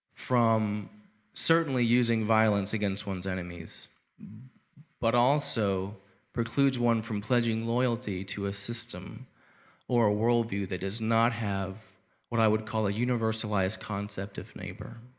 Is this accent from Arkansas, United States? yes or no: yes; Arkansas, United States; I'm from Arkansas